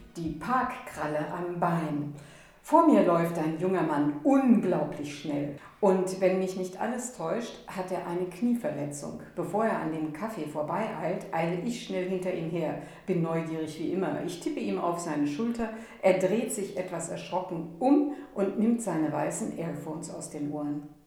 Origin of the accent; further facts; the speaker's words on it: Siebengebirge, North Rhine-Westphalia, Germany; für mich als Rheinländerin aus dem Siebengebirge